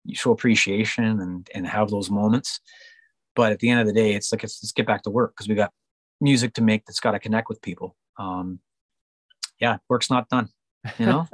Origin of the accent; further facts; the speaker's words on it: Canada; also born or lived in Vancouver, British Columbia; I'm a Canadian based in Vancouver, British Columbia, singing country music